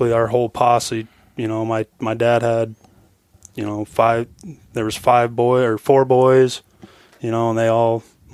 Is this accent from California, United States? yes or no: no; Rock Springs, Wyoming, United States; moved away as an adult; now in Fairbanks, United States; Rock Springs, Wyoming, my hometown.